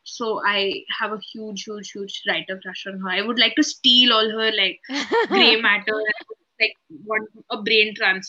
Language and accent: English; Delhi, India; Delhi person, so yeah.